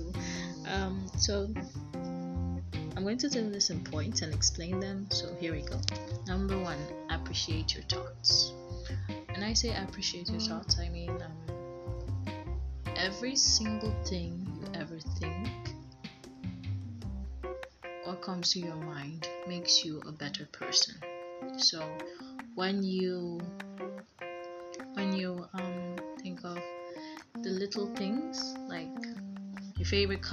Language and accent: English; Nigeria; I'm from Nigeria